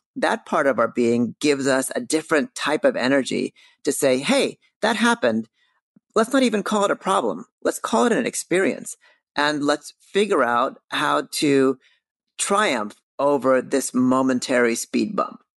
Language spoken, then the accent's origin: English; California, United States; moved away as an adult; also born or lived in New York City; when I grew up in California, I very much grew up in the industry